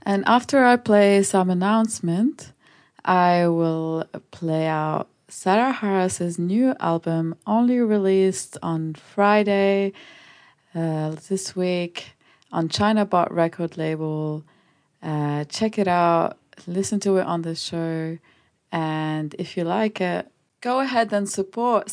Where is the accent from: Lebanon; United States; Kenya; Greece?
Lebanon; I grew up in Lebanon.